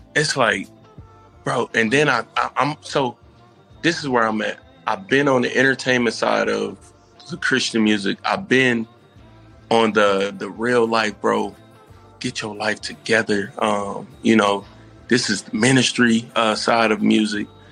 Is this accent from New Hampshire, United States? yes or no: no; Indianapolis, Indiana, United States; moved away; I'm originally from Indianapolis.